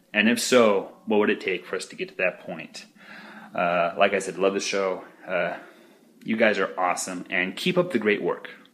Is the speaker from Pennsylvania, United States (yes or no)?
no; Boise, Idaho, United States; now in Tempe, United States; originally I came from Boise, Idaho.